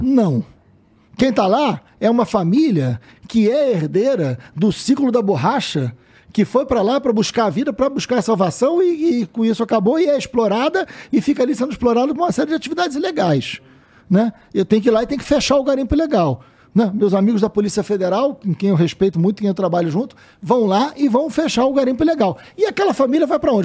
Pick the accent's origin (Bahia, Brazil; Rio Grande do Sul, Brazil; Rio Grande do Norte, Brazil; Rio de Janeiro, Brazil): Rio de Janeiro, Brazil; Niterói; na periferia de Niterói, onde eu fui criado, onde eu morei até os 40 anos de idade